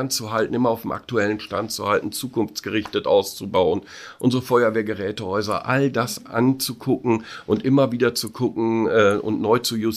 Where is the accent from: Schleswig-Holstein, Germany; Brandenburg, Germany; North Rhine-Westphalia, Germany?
North Rhine-Westphalia, Germany; Ich bin Westfale